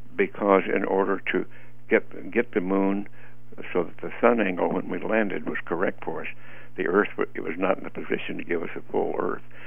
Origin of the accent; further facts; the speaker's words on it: Roswell, New Mexico, United States; moved away as an adult; I grew up in the Roswell area